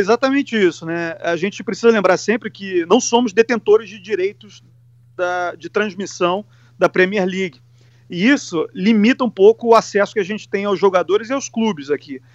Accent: Rio de Janeiro, Brazil; now in England; eu que sou do Rio de Janeiro, do Sudeste

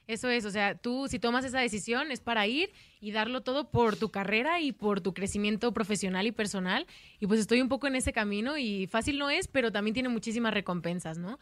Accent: Mexico; moved away as an adult; also born or lived in Guadalajara; now in Madrid, Spain; Me da muchísimo gusto estar de vuelta en mi país

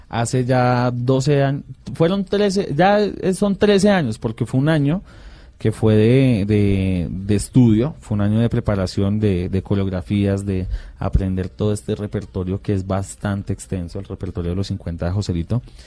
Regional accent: Bucaramanga, Santander, Colombia; De Bucaramanga todos somos

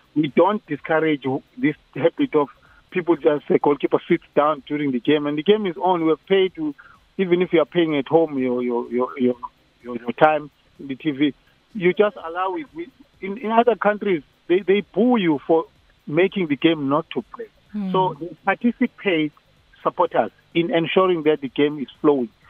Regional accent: South Africa

